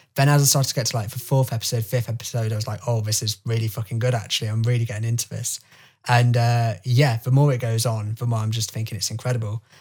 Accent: United Kingdom; as a British person

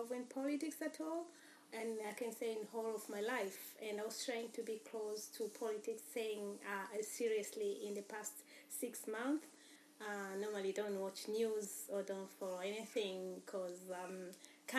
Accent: Tanzania; moved away; Born in Tanzania

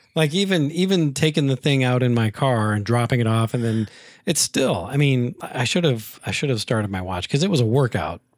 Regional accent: Taylorville, Illinois, United States; moved away; when I was much younger and growing up in Taylorville

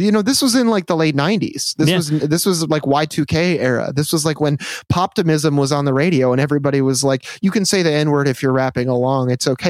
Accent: Midwest, United States; growing up in the Midwest, it's like everybody talks about how fucking dangerous Chicago is.

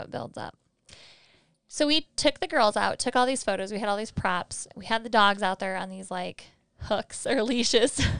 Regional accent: Michigan, United States; we're from Michigan

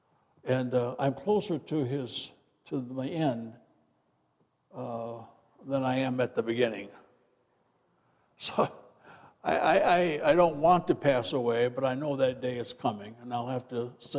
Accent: Midwest, United States; moved away as an adult; also born or lived in Freeport, Illinois; now in Tucson, United States; where I grew up back in the Midwest

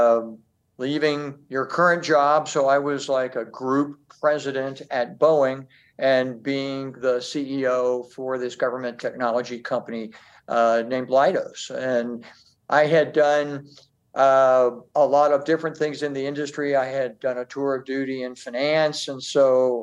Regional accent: Midwest, United States; moved away; I grew up in the Midwest.

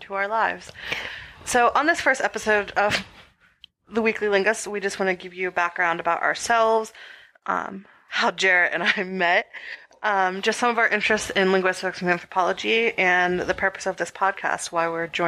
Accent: southwestern Pennsylvania, United States; moved away as an adult; I am originally from southwestern Pennsylvania in the Appalachian Mountains

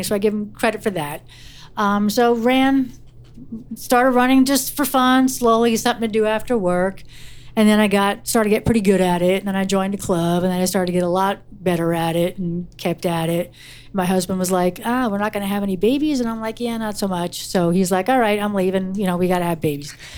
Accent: Wayne, New Jersey, United States; I grew up in Wayne, New Jersey

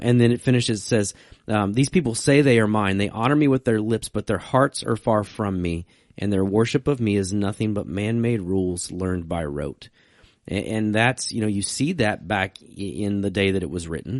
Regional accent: Virginia, United States; I'm from Virginia

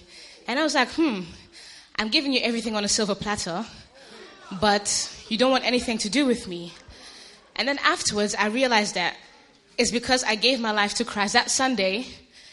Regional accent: Ghana; I'm Ghanaian, I'm African

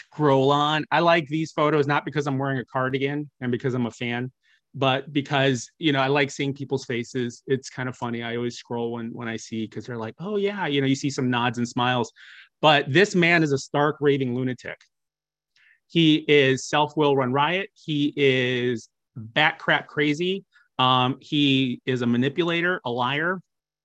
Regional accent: Midwest, United States; I'm from the Midwest

